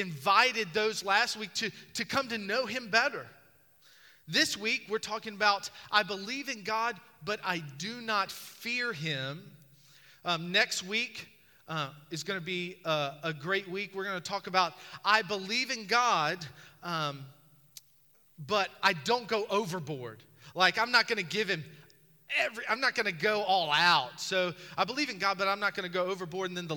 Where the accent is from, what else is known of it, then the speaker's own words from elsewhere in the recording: Charles City, Virginia, United States; moved away; When I grew up in Charles City, Virginia, we got 3 flavors of ice cream